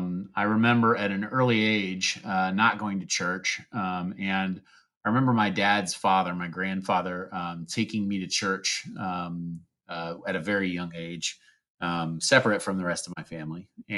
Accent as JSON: {"language": "English", "town": "Pekin", "region": "Illinois", "country": "United States", "lives_now": "Evansville, United States", "said": "I am from Pekin, Illinois, which is a little town outside of Peoria, and currently reside in Evansville, Indiana, with my wife and three kids."}